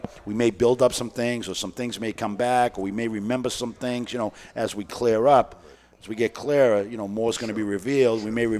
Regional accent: Boston, Massachusetts, United States; I grew up in East Boston

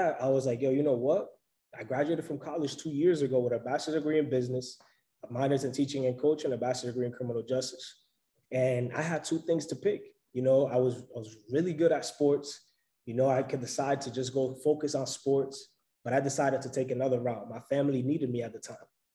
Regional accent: New York City, New York, United States; also born or lived in Providence; I'm originally from New York City

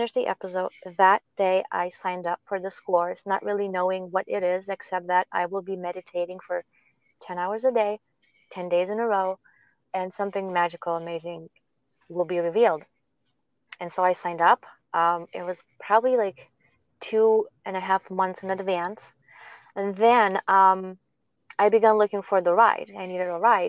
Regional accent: Lithuania; moved away; I'm from Lithuania

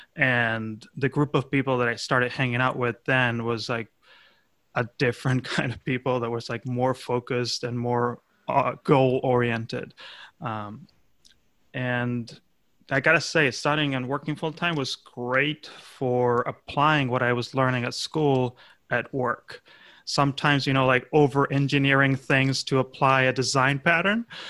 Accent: Argentina; my home country of Argentina

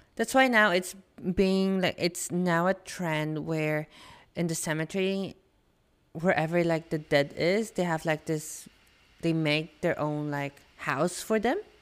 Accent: Philippines; now in Australia; when I was growing up in the Philippines, like my family there wasn't as big on exchange gifts

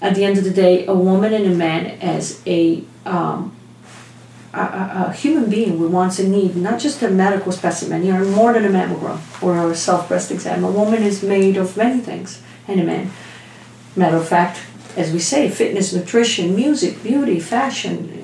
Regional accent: Italy; moved away; I'm born in a little town in Italy

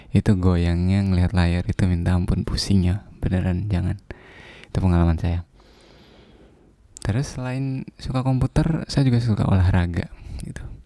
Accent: Bima, West Nusa Tenggara, Indonesia; Saya dari Bima, dari desa.

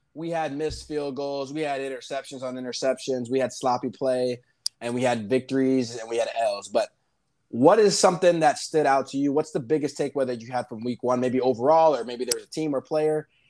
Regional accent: Miami, Florida, United States; I'm from Miami

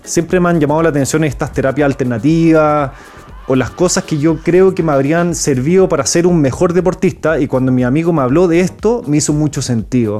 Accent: Chile; Nací en Chile, pero mi papá es francés. Entonces soy franco-chileno, hablo francés, pero soy chileno por todo

